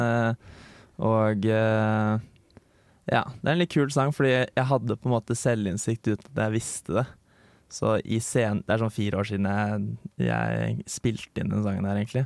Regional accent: Bærum, Akershus, Norway; moved away as an adult; now in Trondheim, Norway; Jeg er fra Lommedalen. En liten plass

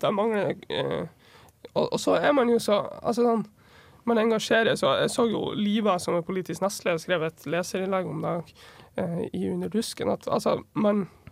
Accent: Vefsn, Nordland, Norway; Nå kommer jeg fra Vefsn kommune i Nordland.

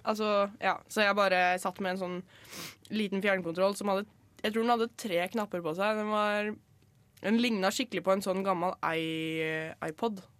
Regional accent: Skien, Telemark, Norway; moved away; hjemme i Skien

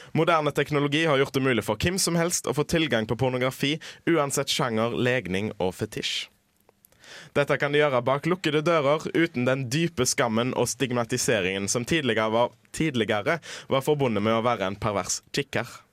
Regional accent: Haugesund, Rogaland, Norway; jeg bruker havet på hjemme i Haugesund

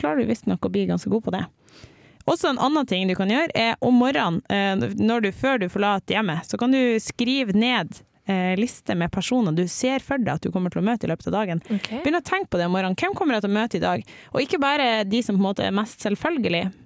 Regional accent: Bodø, Nordland, Norway; moved away; så har jeg likevel vokst opp i Bodø, der jeg er fra

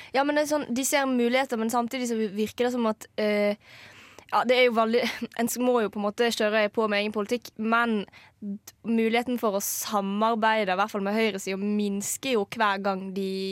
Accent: Norway; moved away; also born or lived in Trondheim; jeg kommer fra Norges nest minste kommune

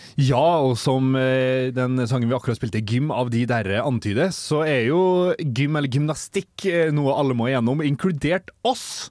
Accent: Molde, Møre og Romsdal, Norway; also born or lived in Oslo; Født i Oslo, oppvokst i Molde.

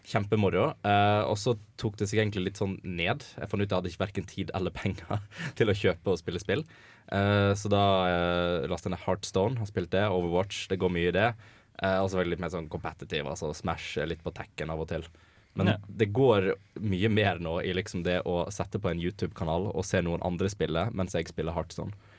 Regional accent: Voss, Vestland, Norway; moved away as an adult; now in Trondheim, Norway; jeg kommer fra Voss

